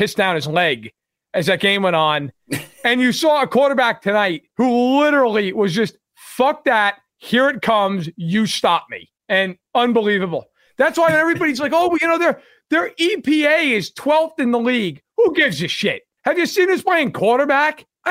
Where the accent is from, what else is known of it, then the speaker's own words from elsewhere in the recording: New York, United States; I grew up in New York. I went to school outside Buffalo